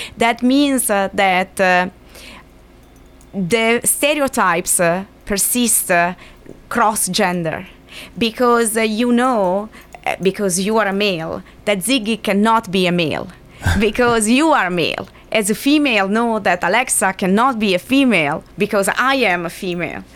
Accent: Milan, Lombardy, Italy; moved away; I come from Milan

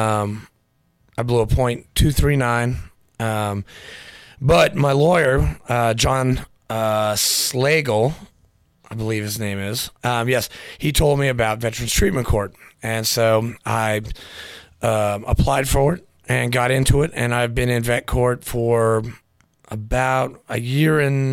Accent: New Hampshire, United States; also born or lived in Nashville, Tennessee / Florida; now in Rutherford County, United States; Grew up in New Hampshire

